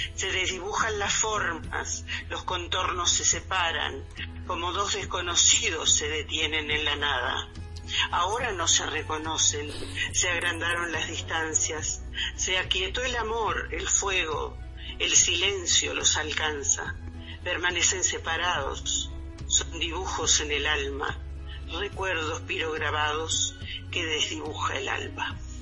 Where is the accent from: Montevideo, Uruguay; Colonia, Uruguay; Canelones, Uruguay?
Montevideo, Uruguay; also born or lived in Río Branco, Cerro Largo, Uruguay; yo nací en el interior del Uruguay, en Río Branco, este, en 1947. Eh, pero muy chica me vine para Montevideo.